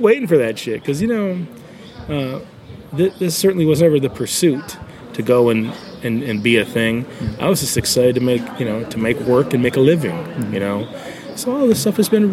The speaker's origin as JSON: {"language": "English", "country": "United States", "said": "I'm American"}